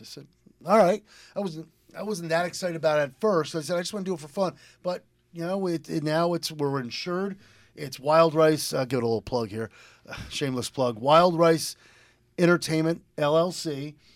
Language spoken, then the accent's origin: English; Lebanon, Connecticut, United States; also born or lived in Willimantic, Connecticut / Philadelphia; I was born and raised in Lebanon, but I grew up going, uh, going to Wyndham School, Wyndham Public Schools